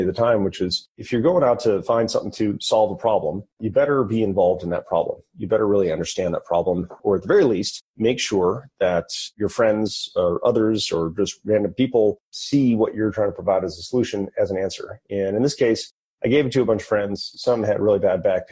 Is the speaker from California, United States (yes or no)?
no; Detroit, Michigan, United States; also born or lived in Bethlehem, Pennsylvania; I was from Detroit. So I went back to Detroit